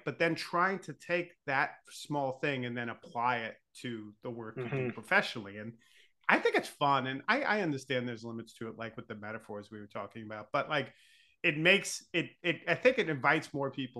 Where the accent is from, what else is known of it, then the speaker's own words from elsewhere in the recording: Long Island, New York, United States; I grew up in Long Island